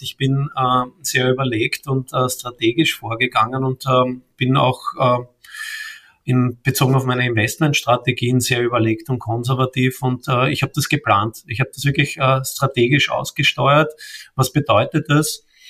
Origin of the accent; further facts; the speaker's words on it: Vienna, Austria; ich komme aus Wien, äh, bin ein echter Wiener sozusagen, äh, geboren dort und lebe auch dort